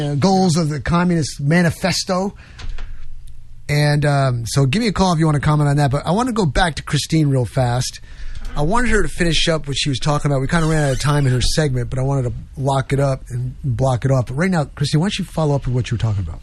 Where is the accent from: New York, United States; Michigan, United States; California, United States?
New York, United States; moved away; I come from New York. I'm on the streets, and yeah, I was in a Roman Catholic church, and went to St. Mary's School